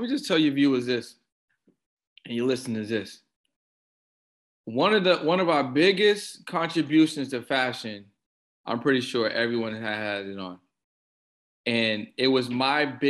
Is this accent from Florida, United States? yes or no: no; Boston, Massachusetts, United States; I'm from Boston